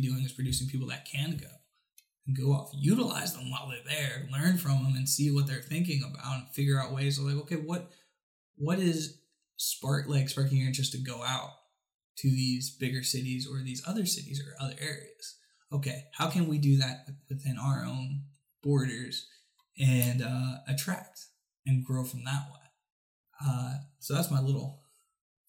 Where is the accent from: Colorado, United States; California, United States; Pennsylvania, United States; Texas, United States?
Pennsylvania, United States; Reading; moved away; I'm from Reading